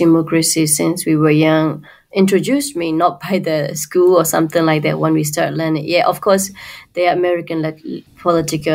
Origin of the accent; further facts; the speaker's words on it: Myanmar; we Burmese people